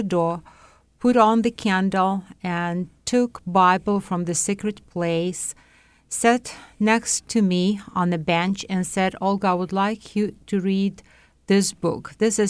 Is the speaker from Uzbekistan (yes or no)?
yes; Tashkent, Uzbekistan; English is a second language; I was raised, I was born in Tashkent, Uzbekistan, and my parents and grandparents was living there.